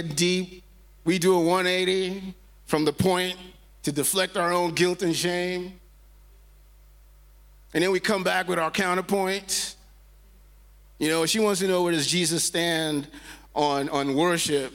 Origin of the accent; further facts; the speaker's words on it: Nigeria; moved away; I grew up in Nigeria, in West Africa